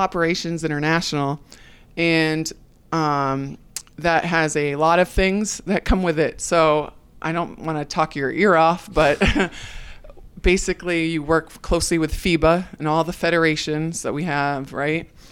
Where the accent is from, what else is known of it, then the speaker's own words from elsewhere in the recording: New England, United States; moved away as an adult; now in Orlando, United States; I'm from New England